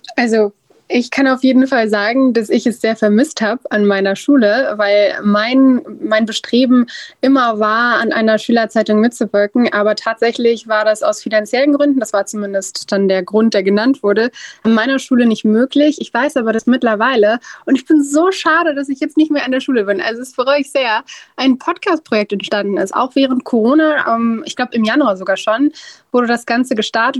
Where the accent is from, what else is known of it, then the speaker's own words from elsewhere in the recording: Duisburg, North Rhine-Westphalia, Germany; now in Bonn, Germany; Ich bin in Duisburg geboren und dann hier rübergezogen nach Bonn